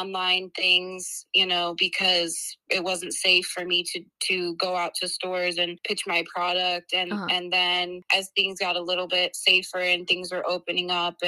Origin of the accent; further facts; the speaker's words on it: Chicago, Illinois, United States; moved away as an adult; now in Portland, United States; I grew up in Chicago, Illinois, and I moved here about 6 years ago